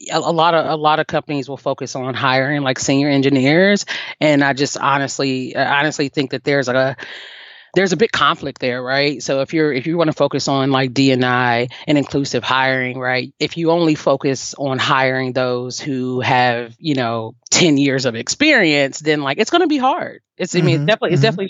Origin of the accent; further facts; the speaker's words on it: Cincinnati, Ohio, United States; moved away as an adult; also born or lived in Alabama; now in Nashville, United States; So I'm born and raised in Cincinnati, Ohio. I left Cincinnati at 18